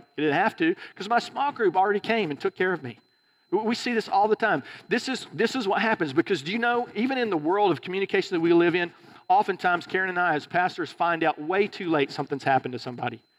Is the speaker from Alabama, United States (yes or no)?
yes; Alabama, United States; moved away; also born or lived in California; I was from Alabama